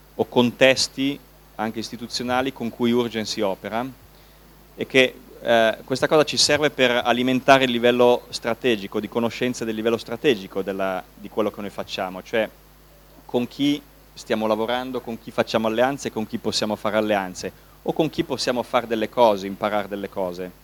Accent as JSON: {"language": "Italian", "town": "Milan", "region": "Lombardy", "country": "Italy", "said": "per noi milanesi, io abito, sono di Milano, abito a Milano"}